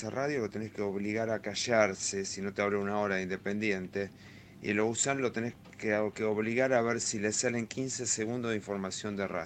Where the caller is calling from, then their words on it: Mar del Plata, Buenos Aires Province, Argentina; buenas tardes … de Mar del Plata.